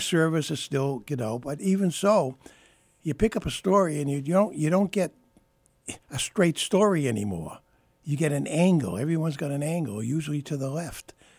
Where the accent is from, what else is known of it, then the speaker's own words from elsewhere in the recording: Boston, Massachusetts, United States; my first newspaper job was with the Springfield Union, even though I was from Boston.